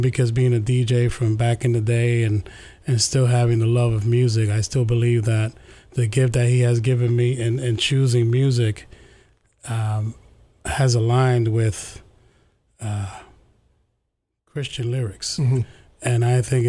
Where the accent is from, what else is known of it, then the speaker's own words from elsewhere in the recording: New York City, New York, United States; We grew up in East Harlem, New York